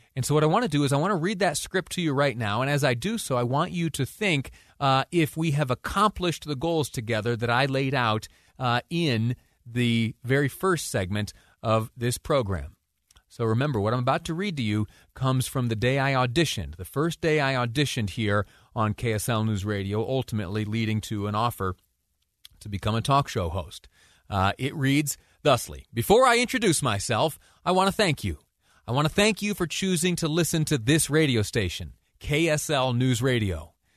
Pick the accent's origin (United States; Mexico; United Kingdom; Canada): United States; Mount Morris, New York; also born or lived in Washington, D.C.; now in Utah, United States; a small town in Western New York, uh, my hometown, Mount Morris, it's called